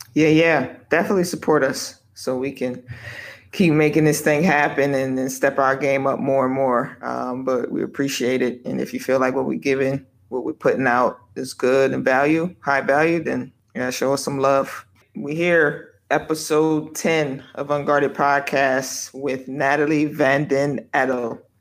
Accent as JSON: {"language": "English", "country": "United States", "moved": "as an adult", "said": "as the foreigner, as the American"}